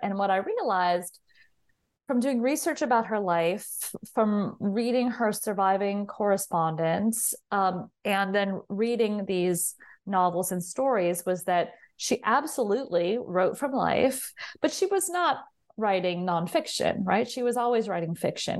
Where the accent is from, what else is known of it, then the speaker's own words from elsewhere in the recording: Southern California, United States; I grew up in Southern California